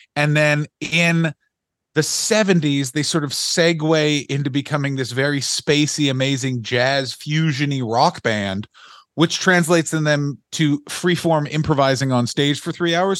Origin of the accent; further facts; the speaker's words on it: Ottawa, Ontario, Canada; I am from Ottawa